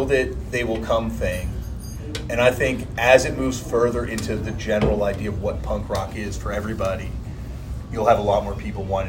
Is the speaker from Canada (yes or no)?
yes; Canada; Look at me, I'm Canadian, I definitely can.